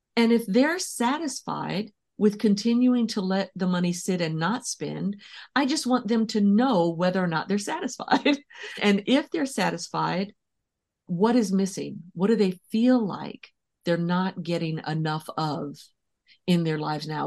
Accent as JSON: {"language": "English", "town": "San Francisco", "region": "California", "country": "United States", "tie": "born or raised there", "said": "I was born and raised in San Francisco"}